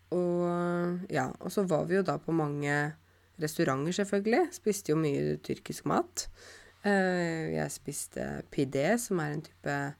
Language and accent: Norwegian; Norway; jeg kommer fra Norge